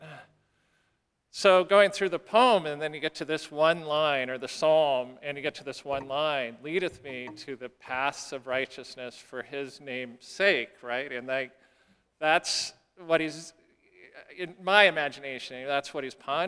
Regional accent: South Dakota, United States; growing up in South Dakota.

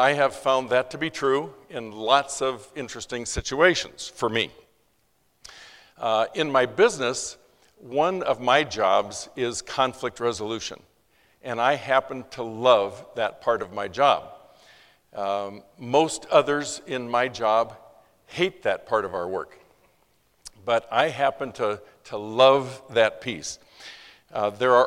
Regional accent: Los Angeles, California, United States; I was born in East LA in 1942.

